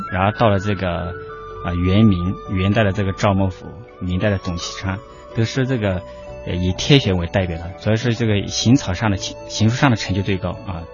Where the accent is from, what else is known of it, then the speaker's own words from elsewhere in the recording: Liangshan Yi Autonomous Prefecture, Sichuan, China; first language Yi; Chinese is a second language; moved away; 我是来自四川大凉山彝族自治州